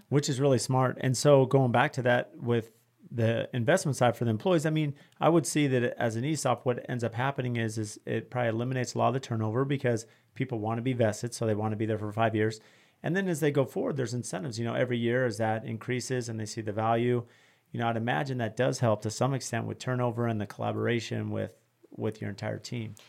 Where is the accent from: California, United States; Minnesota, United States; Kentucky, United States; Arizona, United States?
California, United States; I grew up working in California